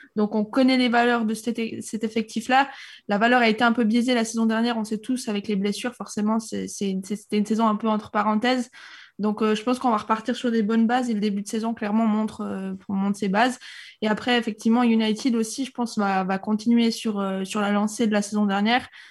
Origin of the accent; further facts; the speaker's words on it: Switzerland; now in Monaco; Je suis pas monégasque, je suis suisse